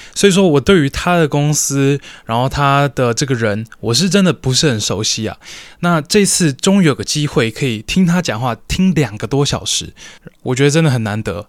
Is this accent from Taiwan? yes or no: yes; Taiwan; 在听说读写里面，算是我们台湾人比较差的嘛。